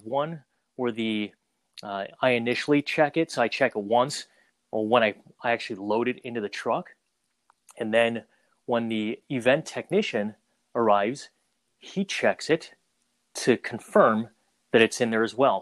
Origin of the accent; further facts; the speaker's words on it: Minnesota, United States; also born or lived in Saigon, Vietnam / Twin Cities, Minnesota; I was born in Saigon, Vietnam. Uh, shortly after the Vietnam War, uh, we moved to Minnesota, all places, and kind of started out life there